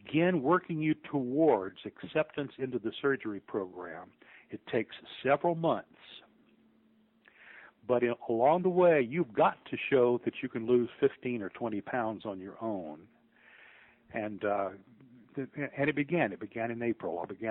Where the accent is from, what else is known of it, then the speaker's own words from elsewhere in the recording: New Orleans, Louisiana, United States; moved away as an adult; now in Memphis, United States; I'm from New Orleans